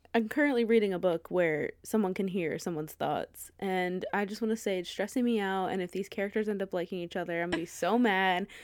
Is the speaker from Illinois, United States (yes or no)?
no; Philadelphia, Pennsylvania, United States; we support the Eagles and every Philly team as a Philadelphian